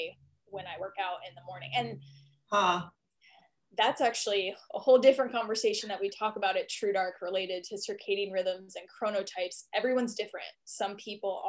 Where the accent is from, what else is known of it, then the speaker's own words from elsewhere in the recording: Washington, District of Columbia, United States; moved away as an adult; also born or lived in Austin, Texas / Seattle; now in Wylie, United States; I'm actually from East Coast, Washington, D.C. area.